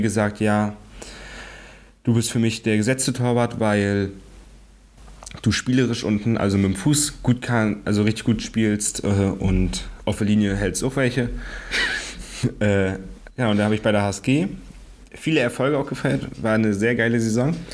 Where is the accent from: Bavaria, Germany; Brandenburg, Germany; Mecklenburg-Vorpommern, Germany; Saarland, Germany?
Mecklenburg-Vorpommern, Germany; Greifswald; ich bin geboren in Greifswald